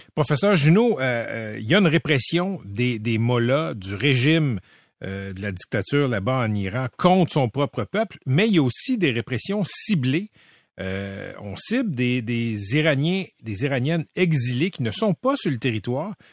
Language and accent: French; Quebec, Canada; le Québec n'a pas le choix que de l'être parce qu'on est ce qu'on est, un peuple très minoritaire euh, en, Amérique du Nord, dont le français est le socle